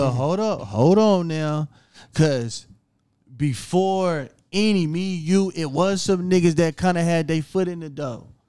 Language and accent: English; Lawton, Oklahoma, United States; Because I remember nigga when I'll tell niggas I'm from Lawton they're kind of screw faced.